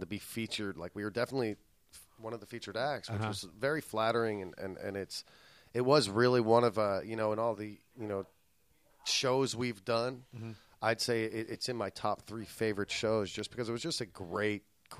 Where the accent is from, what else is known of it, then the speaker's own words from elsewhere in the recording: Philadelphia, Pennsylvania, United States; now in California, United States; I'm from Philadelphia, Pennsylvania.